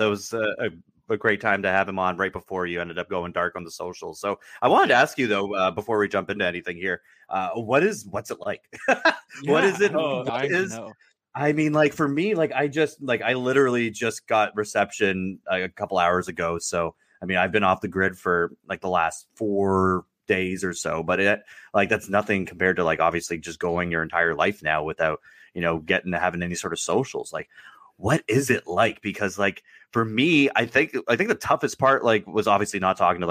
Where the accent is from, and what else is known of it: Toronto, Ontario, Canada